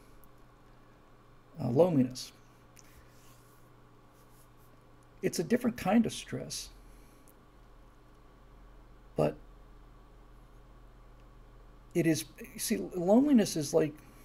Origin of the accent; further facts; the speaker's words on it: Key Biscayne, Florida, United States; moved away; where we grew up in Key Biscayne, Florida